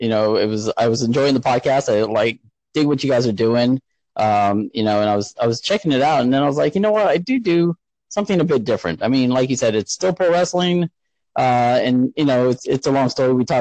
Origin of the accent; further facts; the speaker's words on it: San Antonio, Texas, United States; now in Indiana, United States; I was pretty much born and raised in San Antonio